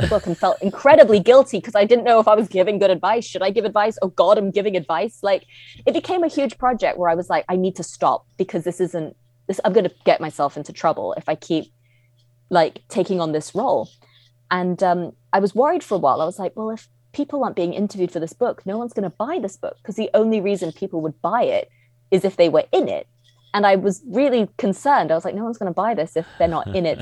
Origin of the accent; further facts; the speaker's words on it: Hong Kong; also born or lived in United Kingdom; when I was a kid growing up in Hong Kong, there was no fiction for children about where I was from